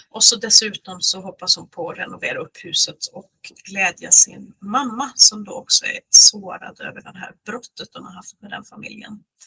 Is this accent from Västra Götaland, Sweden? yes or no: yes; Lysekil, Västra Götaland, Sweden; moved away as an adult; also born or lived in Uddevalla / Gothenburg; now in Norway; mitt Bohuslän eftersom jag uppvuxen i Lysekil